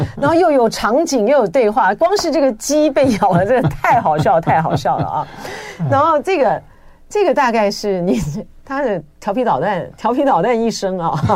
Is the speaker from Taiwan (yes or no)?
yes; Taiwan; 因为我们就是在台湾，呃，成长，然后呢，我们经历了台湾的两岸的之间的隔绝啊